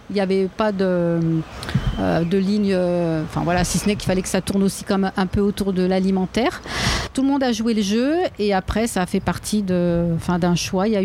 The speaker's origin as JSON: {"language": "French", "town": "Lyon", "region": "Auvergne-Rhône-Alpes", "country": "France", "said": "dire aussi qu'on est lyonnais."}